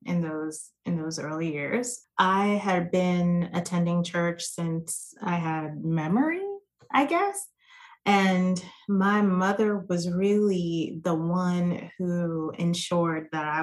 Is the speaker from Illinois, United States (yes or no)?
no; New York, United States; also born or lived in Jamaica (ancestry); now in Dallas-Fort Worth, United States; I am a New York native that is a transplant here in the Dallas-Fort Worth area. I'm first generation American. My family is originally from Jamaica